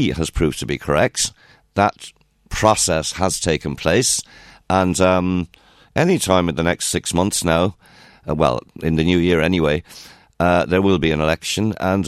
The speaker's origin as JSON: {"language": "English", "region": "Munster", "country": "Ireland", "said": "Well, I got to say, I know I'm from Kerry."}